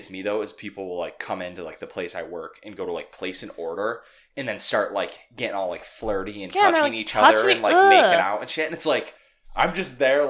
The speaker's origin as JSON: {"language": "English", "country": "United States", "also_born_or_lived": "New York City", "said": "as an American who wants to be twice that distance apart"}